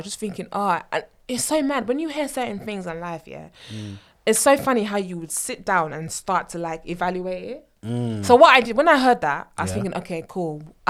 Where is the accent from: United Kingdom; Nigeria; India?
Nigeria; Because obviously, we're Nigerians. Kule. Exactly, we're Nigerian.